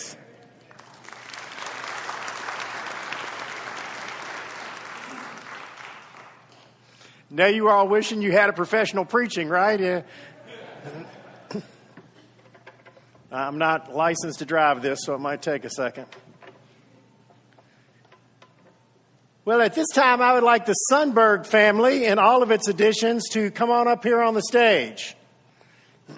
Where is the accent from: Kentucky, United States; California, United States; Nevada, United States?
Kentucky, United States; Oldham County; Growing up in Oldham County